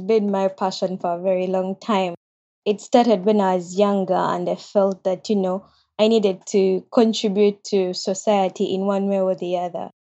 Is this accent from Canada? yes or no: no; Uganda; moved away as an adult; now in Japan; I'm from Uganda